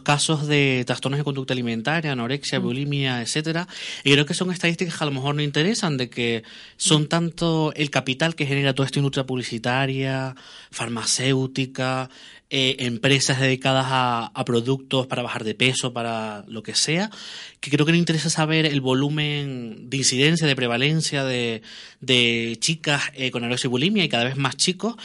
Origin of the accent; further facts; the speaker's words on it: Tenerife, Canary Islands, Spain; somos de Tenerife